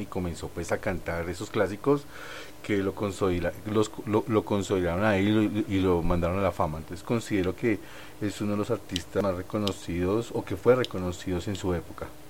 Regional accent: Colombia; como artistas colombianos

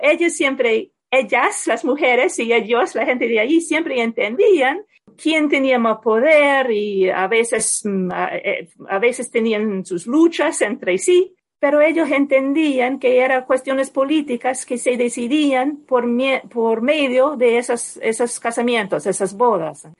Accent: United States; en mi país

